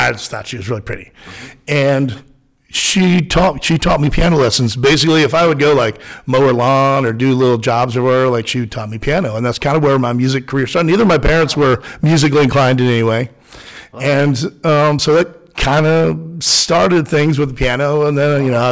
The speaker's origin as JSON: {"language": "English", "town": "Baldwin City", "region": "Kansas", "country": "United States", "tie": "born or raised there", "said": "I grew up in Baldwin, Kansas, just south of here"}